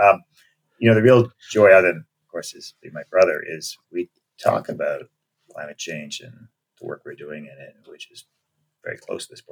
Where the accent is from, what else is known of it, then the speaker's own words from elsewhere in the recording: Canada; moved away as an adult; also born or lived in Montreal / New York; now in United States; I was born in Montreal, and I grew up in Canada, but left after college.